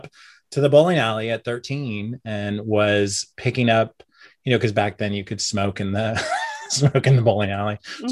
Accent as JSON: {"language": "English", "region": "Oklahoma", "country": "United States", "tie": "born or raised there", "also_born_or_lived": "New York City", "moved": "as an adult", "said": "I grew up in Oklahoma. I moved to New York in 1998 with no plan or college education"}